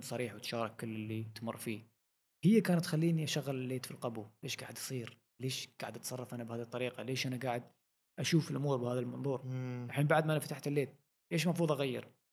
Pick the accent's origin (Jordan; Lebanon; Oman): Oman; نحن عندنا في عمان